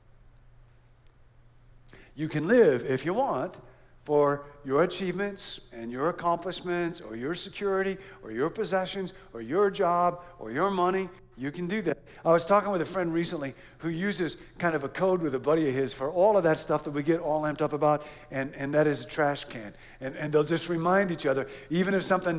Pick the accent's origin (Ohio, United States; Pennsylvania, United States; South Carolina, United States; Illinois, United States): Illinois, United States; Rockford; moved away; I grew up in Rockford, Illinois